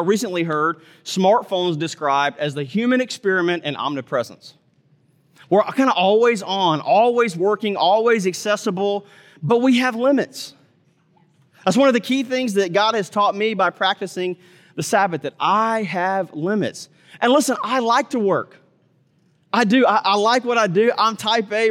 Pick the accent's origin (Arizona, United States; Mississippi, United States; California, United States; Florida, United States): Mississippi, United States; I grew up in Mississippi